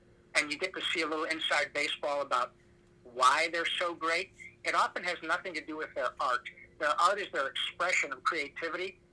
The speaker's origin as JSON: {"language": "English", "region": "Michigan", "country": "United States", "tie": "born or raised there", "said": "my sports hero growing up in Michigan was Gordie Howe"}